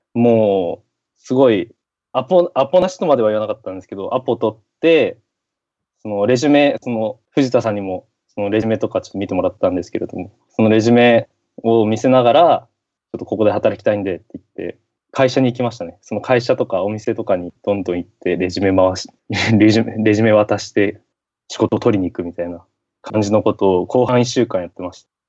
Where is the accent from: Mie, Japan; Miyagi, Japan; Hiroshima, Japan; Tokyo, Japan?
Miyagi, Japan; Sendai; now in United States; 地元で、地元の仙台なんですけれども、宮城の